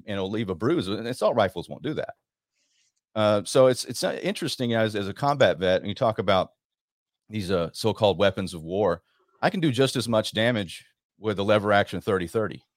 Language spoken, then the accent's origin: English; Rockwall, Texas, United States; I'm from Dallas, Dallas area, Rockwall